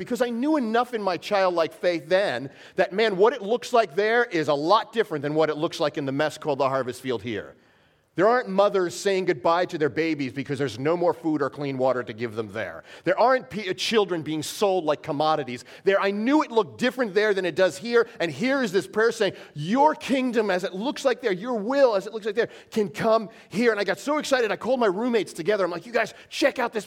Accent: New York, United States; I'm from New York, born and raised in New York

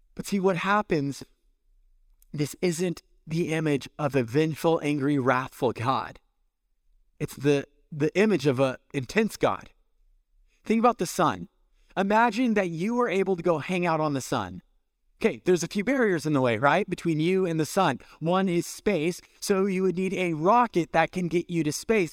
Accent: California, United States; moved away; I'm from California

